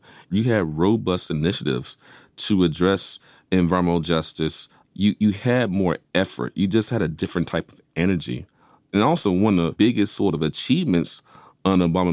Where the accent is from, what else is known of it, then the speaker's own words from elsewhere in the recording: Vicksburg, Mississippi, United States; where I grew up in Vicksburg, Mississippi